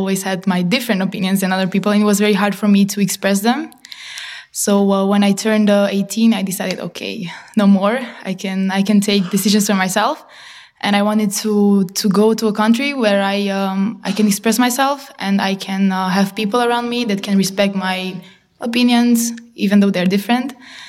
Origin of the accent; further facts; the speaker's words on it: Romania; moved away as an adult; now in Netherlands; I come from Romania. And for those who don't know, Romania is an Eastern European country. And I can say that I come from a very closed-minded culture.